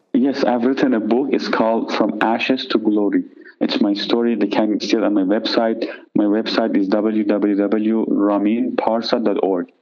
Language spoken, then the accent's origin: English; Iran; now in United States; I'm from Iran originally.